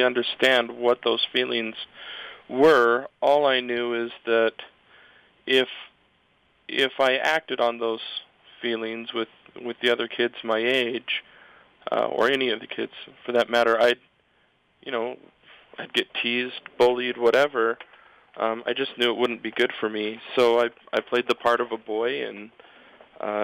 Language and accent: English; Provo, Utah, United States; I grew up in Provo